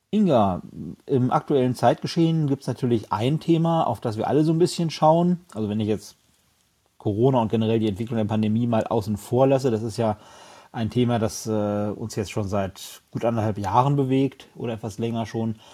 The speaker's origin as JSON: {"language": "German", "region": "Lower Saxony", "country": "Germany", "tie": "born or raised there", "said": "die wichtigste Frage gleich mal vorab, auf welchem Platz ist denn meine Heimat Niedersachsen gelandet?"}